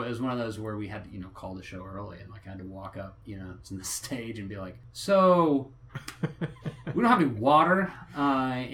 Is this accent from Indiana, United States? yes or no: yes; Huntington, Indiana, United States; moved away; I grew up in Huntington